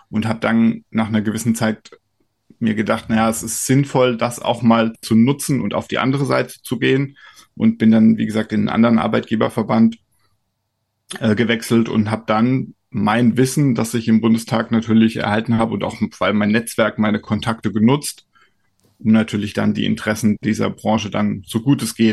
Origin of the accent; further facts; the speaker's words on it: Kaiserslautern, Rhineland-Palatinate, Germany; born there; now in Brandenburg, Germany; Ich bin in Kaiserslautern geboren, das liegt in Rheinland-Pfalz.